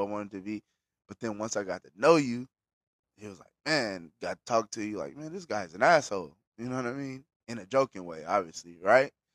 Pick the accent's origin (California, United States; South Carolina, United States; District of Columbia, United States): California, United States; Bakersfield; I'm a nigga from Bakersfield, but I ain't no Bakersfield nigga